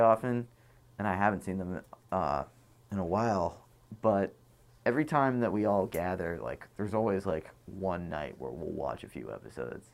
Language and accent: English; Boston, Massachusetts, United States; now in New York, United States; I grew up in Boston.